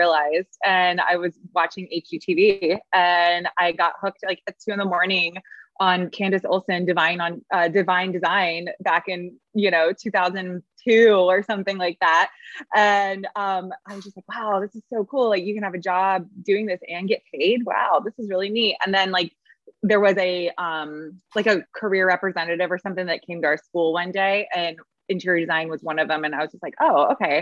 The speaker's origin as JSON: {"language": "English", "town": "Lakeland", "region": "Florida", "country": "United States", "tie": "born or raised there", "also_born_or_lived": "Chicago", "lives_now": "St. Petersburg, United States", "said": "I was born and raised in Central Florida in Lakeland, Kathleen, very small"}